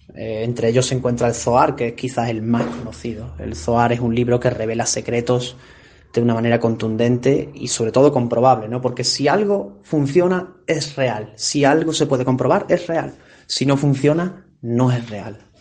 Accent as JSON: {"language": "Spanish", "town": "Benalmádena", "region": "Andalusia", "country": "Spain", "tie": "born or raised there", "said": "Yo me crié en Arroyo de la Miel, Benalmádena, en la provincia de Málaga"}